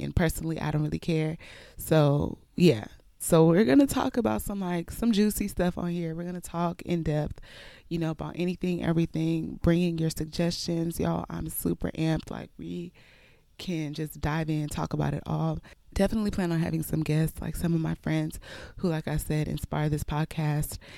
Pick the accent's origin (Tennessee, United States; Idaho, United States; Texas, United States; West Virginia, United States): Texas, United States; Houston; also born or lived in Nigeria; I was born in Nigeria, raised in Houston, Texas, and have pretty much been here my whole life.